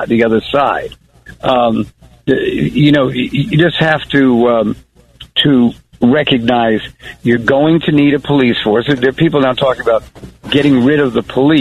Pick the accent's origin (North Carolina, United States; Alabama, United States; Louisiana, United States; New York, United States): New York, United States; Long Island; moved away as an adult; also born or lived in Harlem, New York; I grew up in Long Island and then wound up living in Harlem.